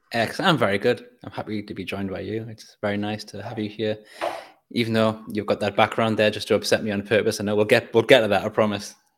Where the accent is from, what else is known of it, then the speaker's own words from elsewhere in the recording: North East England, United Kingdom; I grew up in Northeast England